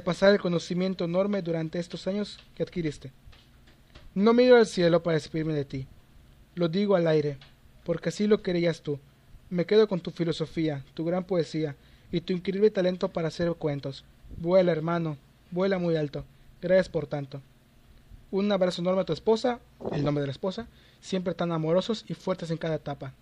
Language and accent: Spanish; Yucatán, Mexico; soy mexicano.